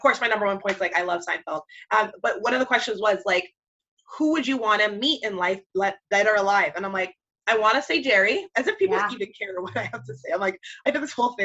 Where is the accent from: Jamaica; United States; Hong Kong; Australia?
Jamaica; I'm Jamaican